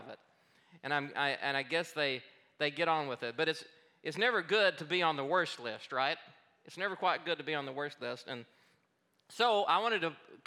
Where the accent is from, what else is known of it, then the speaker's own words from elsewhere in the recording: Arkansas, United States; moved away; also born or lived in Colorado / Oregon; I grew up in Arkansas, but I spent 12 years in Colorado and then another 7 years in Oregon.